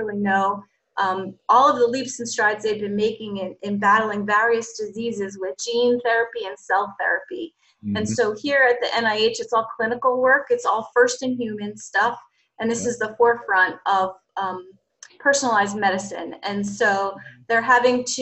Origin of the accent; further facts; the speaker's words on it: Cranford, New Jersey, United States; moved away as an adult; also born or lived in Baldwinsville, New York / Bethesda, Maryland; now in Pennsylvania, United States; I'm from New Jersey, a town called Cranford, New Jersey